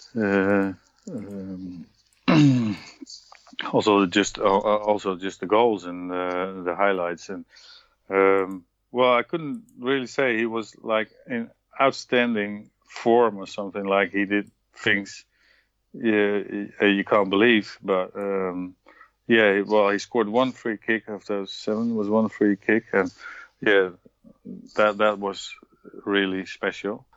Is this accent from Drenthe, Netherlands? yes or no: yes; Emmen, Drenthe, Netherlands; now in Heerenveen, Netherlands; I was born in Emmen, mm-hmm. small city in the countryside, and now my residence is here